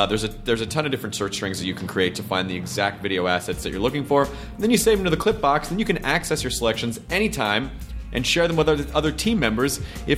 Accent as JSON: {"language": "English", "town": "Memphis", "region": "Tennessee", "country": "United States", "said": "I'm from Memphis, I have great affection for the hour earlier primetime setup."}